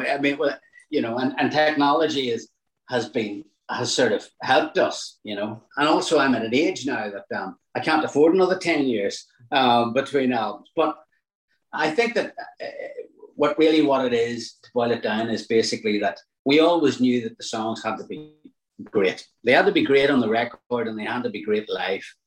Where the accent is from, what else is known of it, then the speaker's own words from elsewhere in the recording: Newry, Northern Ireland, United Kingdom; I'm from Newry